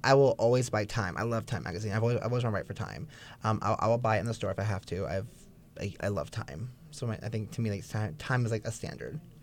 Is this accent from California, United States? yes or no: yes; Bay Area, California, United States; also born or lived in Oceanside, California; I grew up in the Bay Area. Um, shout out to East Bay.